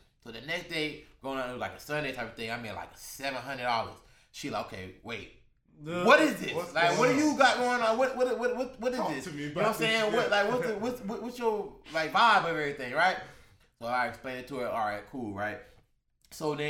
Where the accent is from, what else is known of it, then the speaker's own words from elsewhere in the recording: Orlando, Florida, United States; I'm from, you know, the West Side